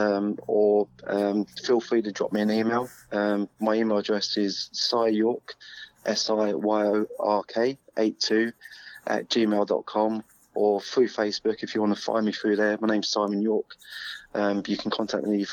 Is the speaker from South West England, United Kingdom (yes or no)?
yes; Plymouth, South West England, United Kingdom; I come from Plymouth